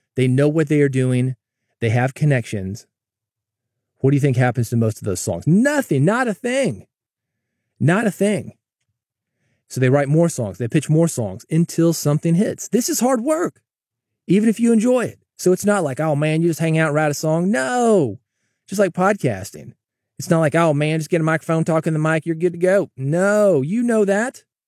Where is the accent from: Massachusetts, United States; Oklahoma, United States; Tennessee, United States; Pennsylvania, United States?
Tennessee, United States; Nashville; moved away; I grew up in Nashville.